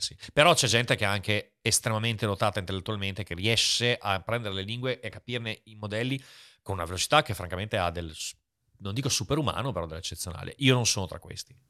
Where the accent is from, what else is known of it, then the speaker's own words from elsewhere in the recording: Italy; moved away as an adult; also born or lived in China; sono nato in Italia